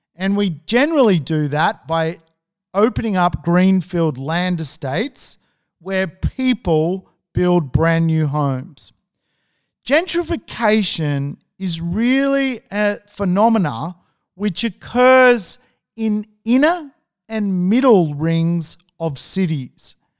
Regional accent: Sydney, New South Wales, Australia; I'm from Sydney.

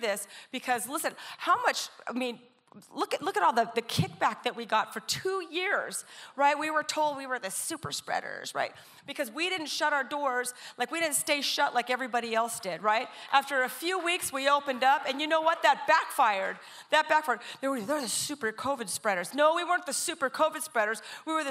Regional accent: Coronado, California, United States; also born or lived in Orange County, California; Coronado. It's where I'm from. I grew up in Coronado

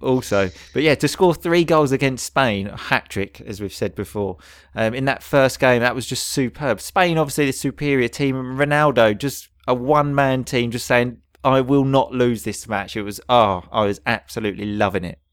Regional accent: England, United Kingdom; we are English.

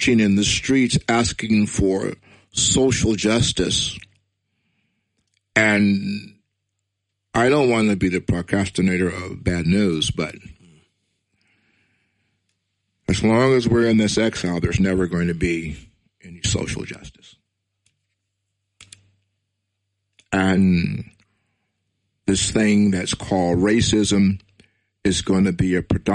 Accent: United States; I'm proud to be an African-American Hebrew. I was born in America. My heritage is from Nigeria.

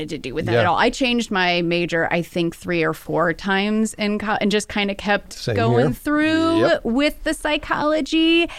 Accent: Wells County, Indiana, United States; I grew up in Wells County.

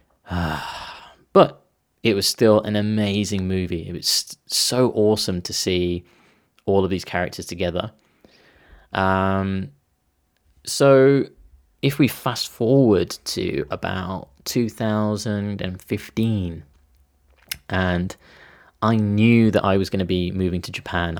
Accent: Tamworth, West Midlands, United Kingdom; my hometown in, in Tamworth

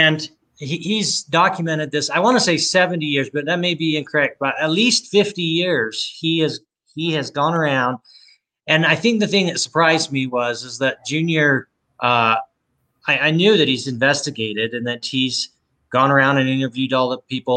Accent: Roosevelt, Utah, United States; I was born here in Roosevelt, which my home that I was born in is 6 miles from where from the ranch, the way the crow flies. And with the exception of a few years at college and a few years to serve an LDS mission, I've lived here the rest of my life

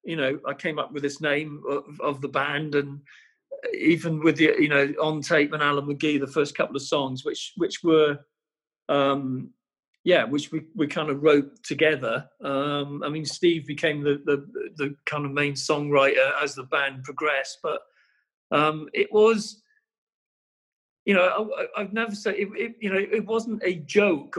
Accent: Welsh, Wales, United Kingdom; being Welsh, you have to sing

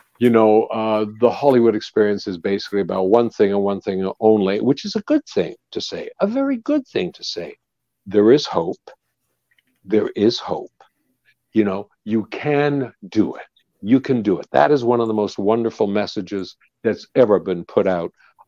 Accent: Canada; when I grew up, there was the Dominion of Canada

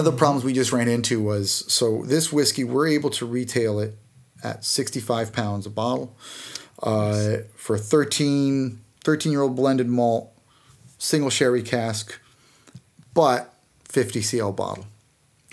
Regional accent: United States; accent: American; now in United Kingdom; my American accent

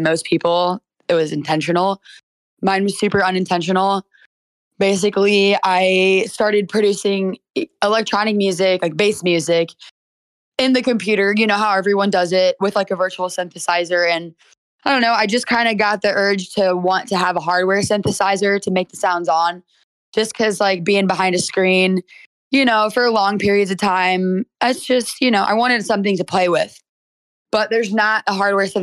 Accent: St. Louis, Missouri, United States; also born or lived in Miami, Florida; I'm from St. Louis, Missouri, born and raised

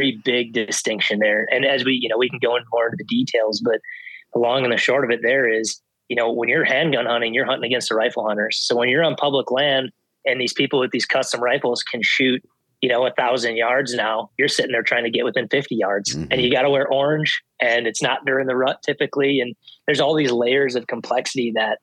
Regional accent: Midwest, United States; I grew up hunting whitetail in the Midwest.

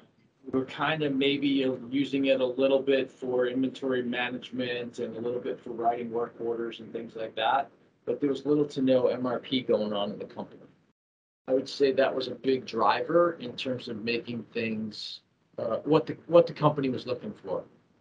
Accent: Massachusetts, United States; I actually grew up pretty close to Boston, probably only 6 or 8 miles outside of Boston.

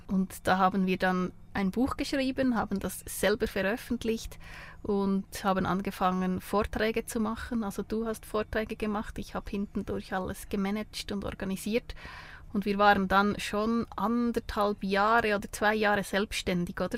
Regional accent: Switzerland; accent: Bernese German; bin aus der Schweiz, in der Schweiz geboren, ähm, habe fast immer in der Schweiz gelebt

